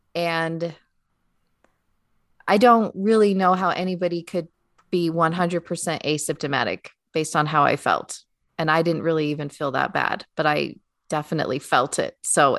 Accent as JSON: {"language": "English", "region": "Utah", "country": "United States", "said": "I'm from Utah."}